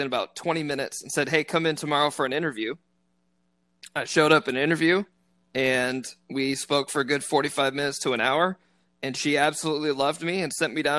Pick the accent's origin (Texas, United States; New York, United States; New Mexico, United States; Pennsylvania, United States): Texas, United States; Keller; also born or lived in Watauga, Texas; I grew up in Keller, so I was actually in Watauga, and we went to Keller Central.